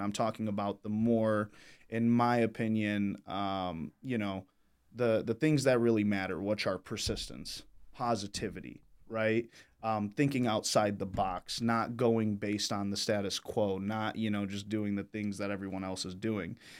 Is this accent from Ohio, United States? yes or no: no; Michigan, United States; I grew up here in Michigan, born and raised